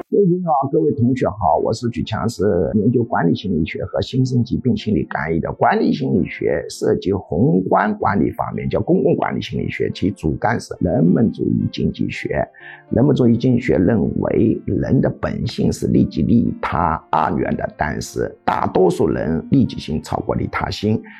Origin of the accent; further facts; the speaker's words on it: China; 我们中国人